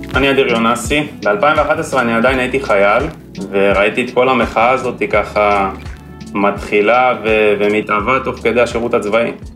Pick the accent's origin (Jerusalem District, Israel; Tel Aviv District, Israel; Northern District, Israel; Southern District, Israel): Tel Aviv District, Israel; Bat Yam; גדלתי בסוף גם בבת ים